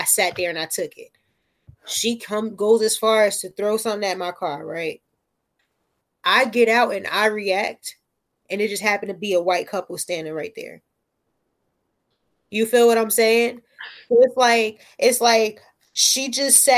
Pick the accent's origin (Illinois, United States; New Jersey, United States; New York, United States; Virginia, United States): New Jersey, United States; Newark; I am from Newark